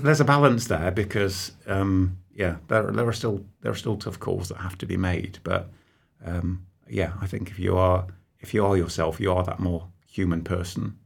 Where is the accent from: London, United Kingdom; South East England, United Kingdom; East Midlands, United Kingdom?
East Midlands, United Kingdom; Nottingham; I was born on Peel Street, so I'm, I'm sat here with you less than, I don't know, half a mile away from where I was actually born